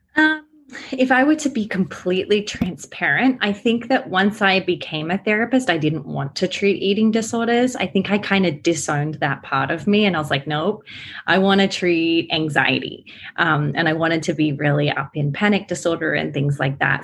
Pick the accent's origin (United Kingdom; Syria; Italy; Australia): Australia; accent: Aussie; now in United States; I live here in America, but I am Australian. That's why my accent is a little, you know, Aussie.